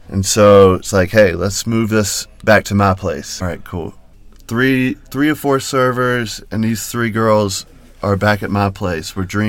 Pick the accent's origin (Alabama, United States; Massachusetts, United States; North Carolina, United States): North Carolina, United States; now in Denver, United States; North Carolina.